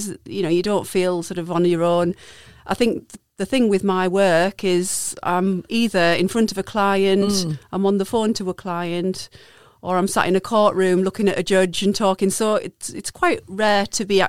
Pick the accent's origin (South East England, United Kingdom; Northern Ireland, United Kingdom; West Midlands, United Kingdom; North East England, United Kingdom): North East England, United Kingdom; Darlington; moved away as an adult; also born or lived in Peterborough; back to my roots and my hometown of Darlington